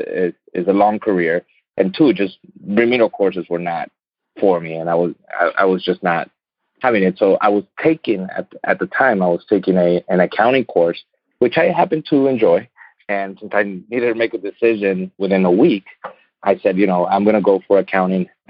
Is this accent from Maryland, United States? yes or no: no; Laredo, Texas, United States; I was born in Laredo, Texas, and was raised on both Laredo and Nuevo Laredo, Mexico, which is the Mexican side of the border.